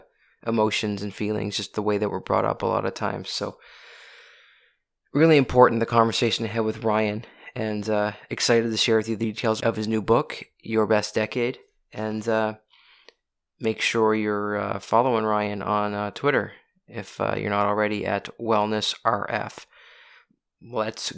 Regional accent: Oxford, Nova Scotia, Canada; moved away; we are both from Oxford, Nova Scotia

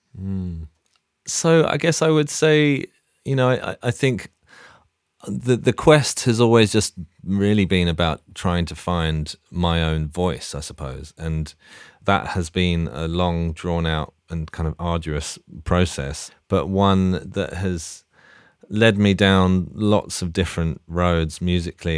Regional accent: London, United Kingdom; also born or lived in Leeds; I grew up in Hackney near Dalston.

